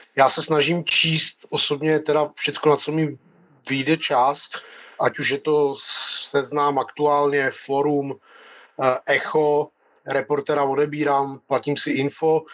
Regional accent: North Moravia, Czechia; já pocházím ze Severní Moravy

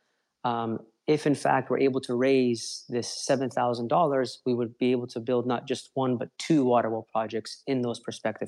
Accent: Los Angeles, California, United States; I'm from Los Angeles originally.

